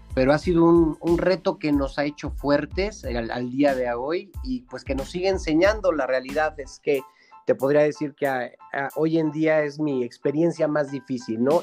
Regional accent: Cholula, Puebla, Mexico; also born or lived in Chipilo; en la ciudad que somos originarios. Digo, yo soy orgullosamente cholulteca, con parte ascendente eh, en Chipilo, ¿no? Que son dos ciudades pues muy conocidas de Puebla, pero al fin soy poblano

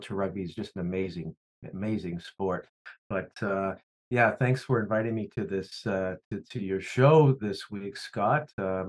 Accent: Winnipeg, Manitoba, Canada; moved away; I'm being from Winnipeg originally.

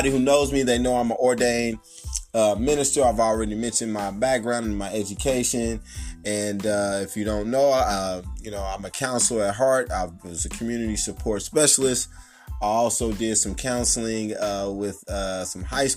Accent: Kansas City, Kansas, United States; also born or lived in Wyandotte County, Kansas; right here in my hometown of Kansas City, Kansas

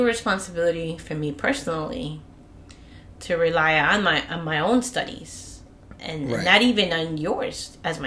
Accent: Peru; now in United States; I'm from Peru

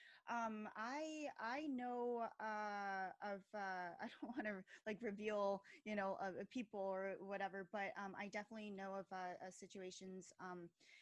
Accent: Philadelphia, Pennsylvania, United States; I'm from Philadelphia

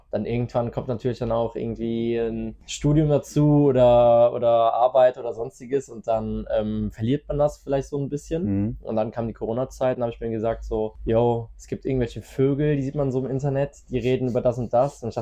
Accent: Eupen, Wallonia, Belgium; born there; also ich bin Belgier und bin ja in Eupen geboren.

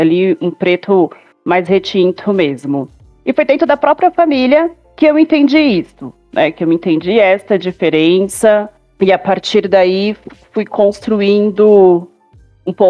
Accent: São Bernardo do Campo, São Paulo, Brazil; eu tenho 35 anos, sou nascida e criada em São Bernardo, cidade do qual nós moramos, região do Grande ABC Paulista.

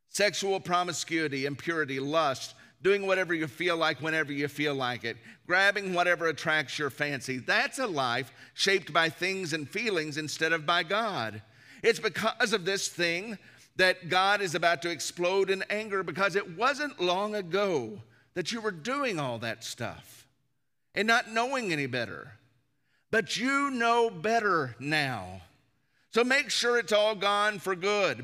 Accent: the South, United States; growing up in the South, church is just something that you did

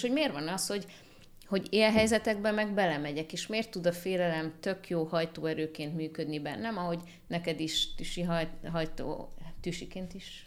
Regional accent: Hungary; itt Magyarországon születtem, itt nőttem fel

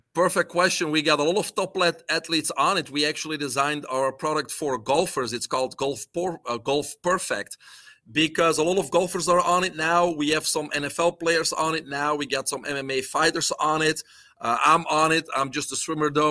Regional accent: Belgium; English is a second language; moved away as an adult; now in United States; I'm originally from Belgium

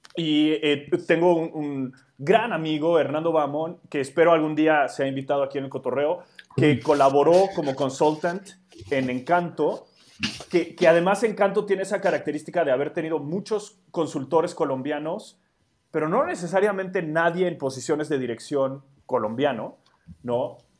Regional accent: Mexico City, Mexico; mi contexto urbano en la Ciudad de México

